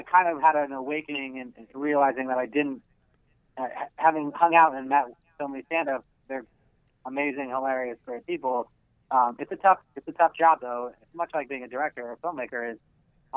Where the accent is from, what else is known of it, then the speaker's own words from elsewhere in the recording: Los Angeles, California, United States; I was born and raised in Los Angeles. I'm from here, yeah. I grew up in Studio City in the Santa Ana Valley